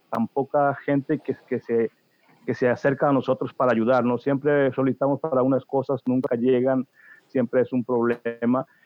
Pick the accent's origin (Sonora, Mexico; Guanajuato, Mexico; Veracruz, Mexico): Veracruz, Mexico; moved away as an adult; now in New Jersey, United States; Yo soy del estado de Veracruz, de hmm. un pueblo muy pequeño en la parte central, Plan de las Saya se llama